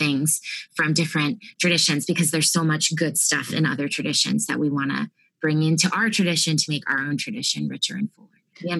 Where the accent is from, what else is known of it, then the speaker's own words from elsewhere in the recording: Harrisburg, Pennsylvania, United States; moved away as an adult; now in Austin, United States; I'm from the Harrisburg, Pennsylvania area originally, but now I'm in Austin